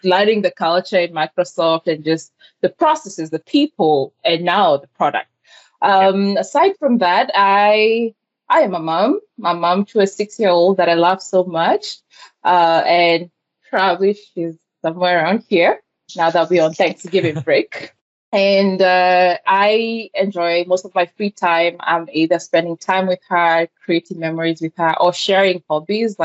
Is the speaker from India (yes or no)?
no; Kenya; English is a second language; moved away as an adult; also born or lived in Georgia, United States; now in Atlanta, United States; I was born and raised in Kenya